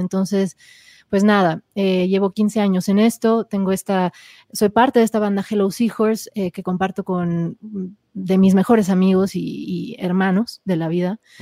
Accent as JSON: {"language": "Spanish", "region": "Mexico City", "country": "Mexico", "tie": "born or raised there", "also_born_or_lived": "California, United States", "said": "nací en, California, en Estados Unidos, pero crecí en la Ciudad de México."}